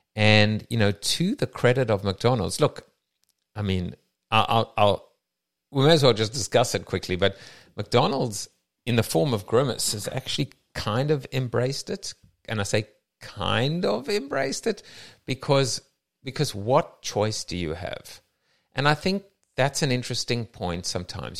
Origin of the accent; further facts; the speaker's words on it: South Africa; now in United States; myself as a South African